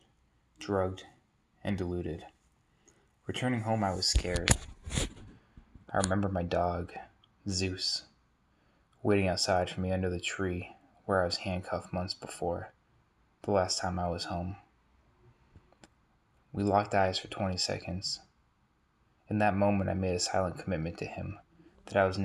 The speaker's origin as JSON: {"language": "English", "region": "New Hampshire", "country": "United States", "tie": "born or raised there", "said": "I was born in New Hampshire in a great community full of natural beauty, where family was all around"}